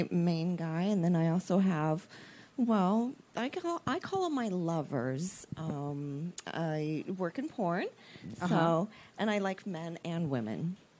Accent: Florida, United States; I'm from Florida.

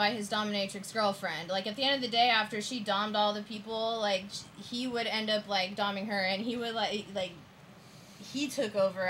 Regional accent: Australia; Well, I'm Australian.

